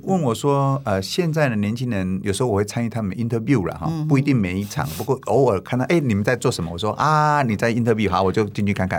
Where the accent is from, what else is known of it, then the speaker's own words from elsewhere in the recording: Taiwan; also born or lived in Changhua / Taichung; 我高中念了两个高中，一个是彰化高中，一个是台中高工。这两个学校都是在当地是一流的学校